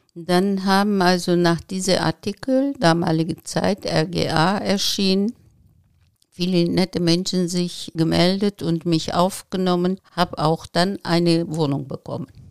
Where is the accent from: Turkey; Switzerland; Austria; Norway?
Turkey; Izmir; German is a second language; moved away as an adult; also born or lived in Regensburg, Germany; now in Remscheid, Germany; Ich bin in Izmir geboren